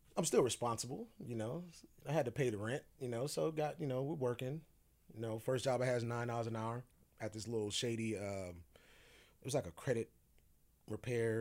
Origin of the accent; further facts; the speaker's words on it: Sacramento, California, United States; moved away; also born or lived in Phoenix, Arizona; I grew up in the Strawberry Manors